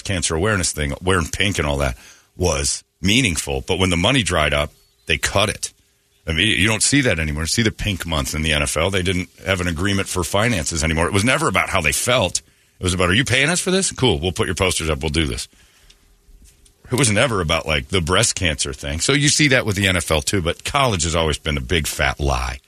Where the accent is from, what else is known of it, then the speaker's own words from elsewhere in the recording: United States; I'm American